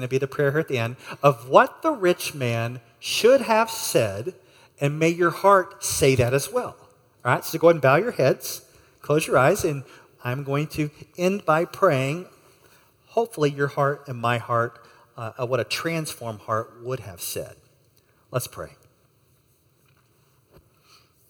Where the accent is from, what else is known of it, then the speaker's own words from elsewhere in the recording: United States; I'm an American, and I'm here on a short-term trip.